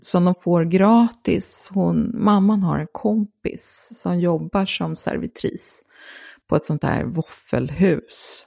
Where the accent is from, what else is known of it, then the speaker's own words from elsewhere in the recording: Gothenburg, Västra Götaland, Sweden; hade en filmklubb i Göteborg där jag är uppvuxen